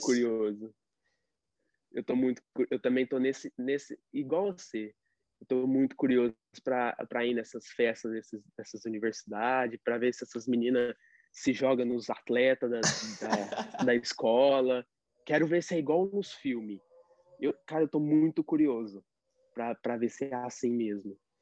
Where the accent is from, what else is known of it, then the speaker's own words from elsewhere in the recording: Brazil; now in United States; eu sou brasileiro, que eu não sei tudo ainda de inglês